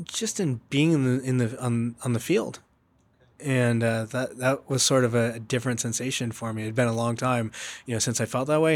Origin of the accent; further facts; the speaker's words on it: Southern California, United States; I grew up in Southern California